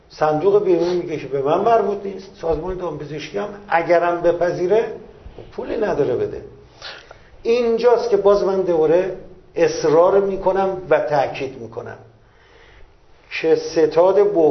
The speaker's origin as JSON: {"language": "Persian", "country": "Iran", "said": "من سهم خودم به عنوان یک ایرانی"}